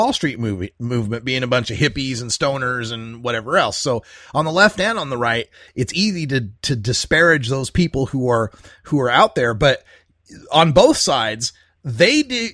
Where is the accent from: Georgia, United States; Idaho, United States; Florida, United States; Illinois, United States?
Idaho, United States; moved away; I come from Idaho originally, grew up around very conservative people